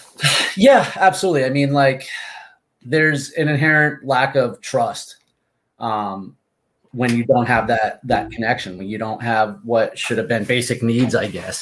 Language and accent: English; Martha's Vineyard, Massachusetts, United States; moved away as an adult; also born or lived in Amherst, Massachusetts; now in Seminole, Florida, United States; I'm originally from Martha's Vineyard